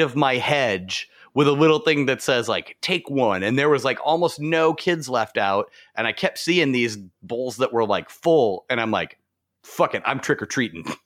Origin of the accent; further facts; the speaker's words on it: Arizona, United States; moved away; I grew up in Arizona